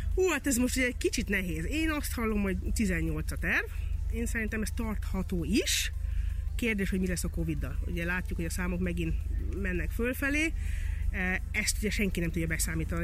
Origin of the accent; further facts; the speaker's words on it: Hungary; én itt nőttem föl